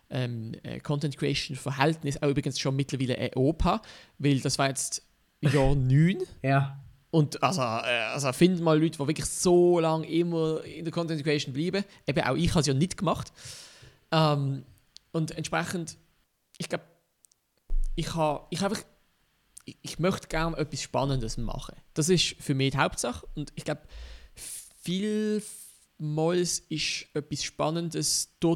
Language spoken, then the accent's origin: German; Switzerland; als Schweizer hast, hast du schnell mal schon bei irgendwie Frankreich oder Deutschland das Gefühl, wow, das ist ein riesengroßes